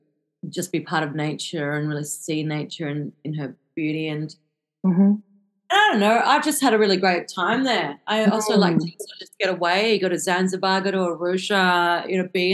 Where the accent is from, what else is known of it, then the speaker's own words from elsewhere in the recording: South Africa; born there; So I was born in South Africa, so I have this, I suppose, pull to keep on revisiting, you know, the home continent.